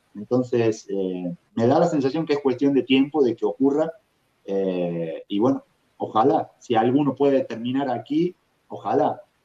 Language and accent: Spanish; Argentina; moved away as an adult; also born or lived in Europe; now in Minneapolis, United States; haber vivido en tantos lugares diferentes desde que salí de Argentina